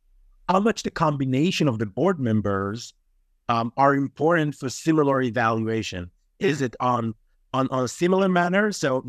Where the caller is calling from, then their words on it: Israel; English is a second language; I'm calling from Israel. So it's a little bit late here right now.